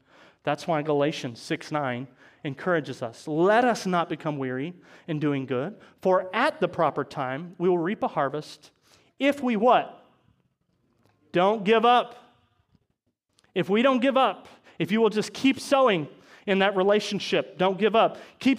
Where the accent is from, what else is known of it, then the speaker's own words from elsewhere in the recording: Chillicothe, Missouri, United States; now in Maryville, United States; we're from Chillicothe, right? That's where we moved over from.